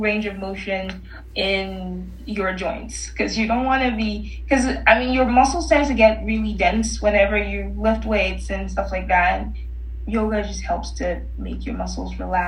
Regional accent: Nigeria; moved away; I'm originally Nigerian

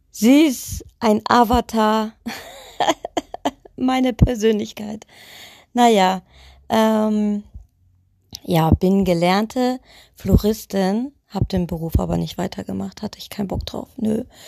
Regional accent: Leisnig, Saxony, Germany; now in Witten, Germany; bin geboren in Leisnig, irgendwo im Osten, ganz, ganz tief, keine Ahnung wo

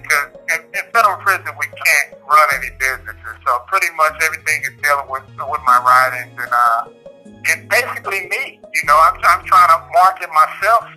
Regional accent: Compton, California, United States; moved away as an adult; now in Pennsylvania, United States; I was born and raised in South Los Angeles, Compton area

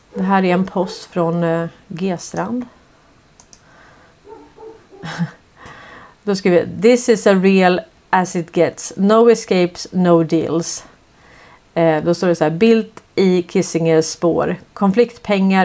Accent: Stockholm, Stockholm County, Sweden; jag tävlade ju i slalom när jag växte upp. Jag är ju från Hässelby villastad

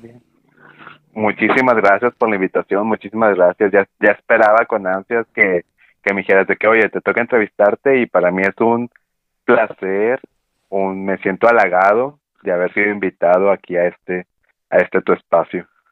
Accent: Monterrey, Nuevo León, Mexico; Acá en el norte del país, de donde yo soy, de la zona metropolitana de Monterrey

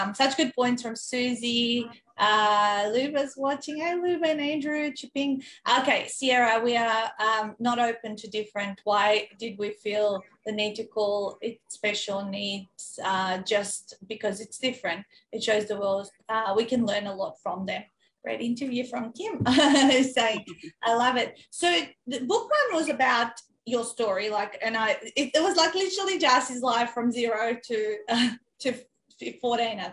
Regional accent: North Macedonia; moved away; growing up in Macedonia

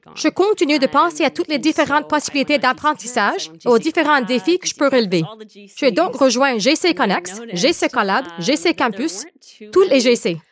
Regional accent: Winnipeg, Manitoba, Canada; moved away as an adult; now in Ottawa, Canada; Je suis donc originaire de Winnipeg.

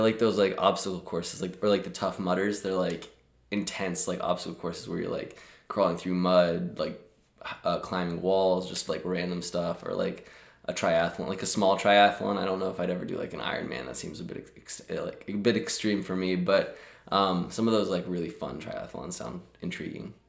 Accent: Omaha, Nebraska, United States; moved away as an adult; also born or lived in Lincoln, Nebraska; now in Chicago, United States; born and raised in Omaha, Nebraska

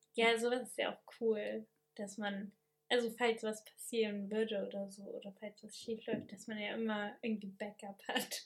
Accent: Germany; moved away as an adult; now in France; als Deutscher, der jetzt nur Grundkurs Französisch hat

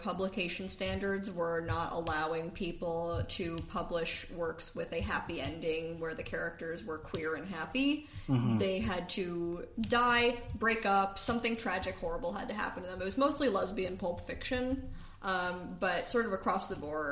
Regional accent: Seattle, Washington, United States; now in New York, United States; I'm from Seattle.

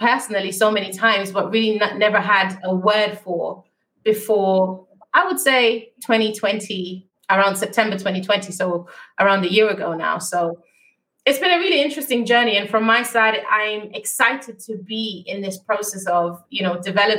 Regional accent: Germany; moved away as an adult; also born or lived in United Kingdom; I was born and raised in Germany

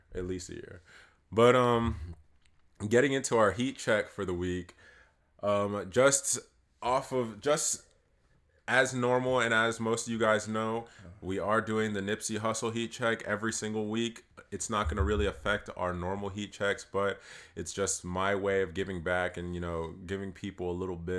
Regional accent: East Coast, United States; I'm from the East Coast

